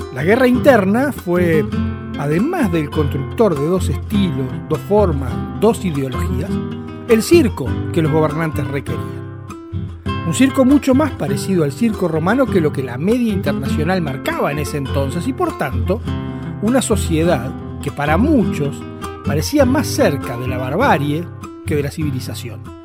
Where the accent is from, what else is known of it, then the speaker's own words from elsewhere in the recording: Uruguay; no somos ni argentinos ni brasileños